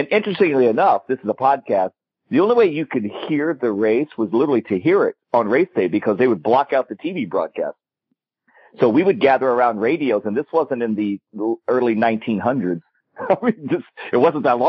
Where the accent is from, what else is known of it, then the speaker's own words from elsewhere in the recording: Indianapolis, Indiana, United States; I grew up in Indianapolis, Indiana, around the famous Indianapolis Motor Speedway